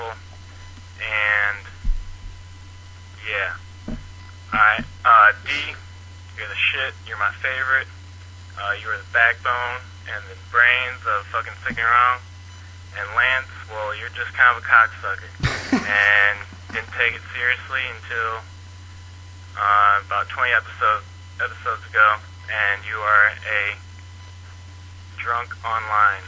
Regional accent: St. Louis, Missouri, United States; I'm from St. Louis

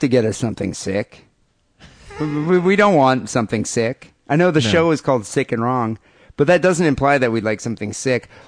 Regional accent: Michigan, United States; We're from Michigan.

